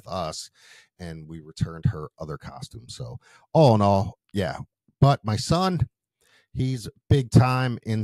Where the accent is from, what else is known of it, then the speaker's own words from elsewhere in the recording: Philadelphia, Pennsylvania, United States; I grew up in Philly